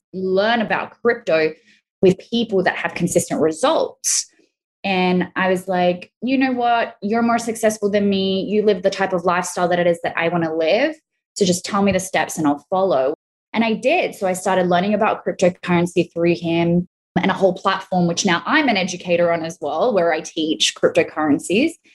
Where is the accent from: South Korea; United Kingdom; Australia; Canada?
Australia; accent: Australian; also born or lived in Italy; now in Florida, United States; I'm Australian and Italian. Obviously, you hear my Australian accent. So I've always lived between the two countries